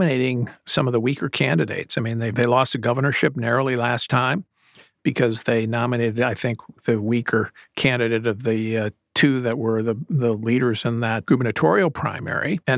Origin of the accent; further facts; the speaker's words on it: Wisconsin, United States; I grew up in Wisconsin